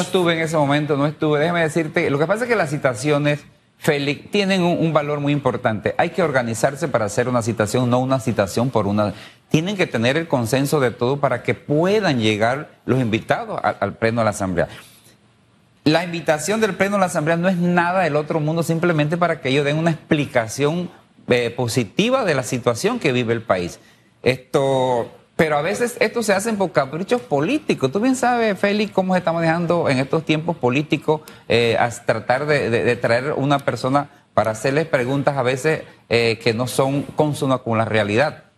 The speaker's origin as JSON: {"language": "Spanish", "country": "Panama", "said": "somos panameños"}